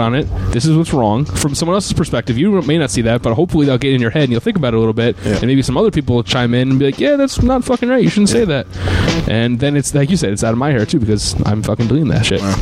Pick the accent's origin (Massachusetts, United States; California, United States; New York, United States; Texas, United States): New York, United States; Troy; I grew up in Troy, New York